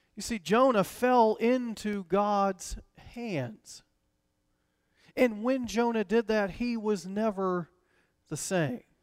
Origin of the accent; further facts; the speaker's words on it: Decatur, Georgia, United States; the church I grew up in in Decatur, Georgia